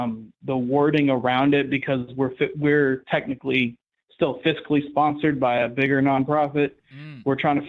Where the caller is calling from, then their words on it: Gadsden, Alabama, United States; Gadsden, Alabama.